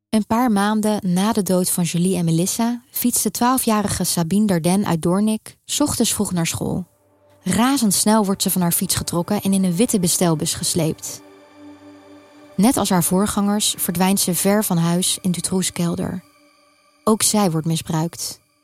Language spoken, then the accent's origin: Dutch; Netherlands; moved away as an adult; now in Brussels, Belgium; Ook al waren we jong en woonden we in Nederland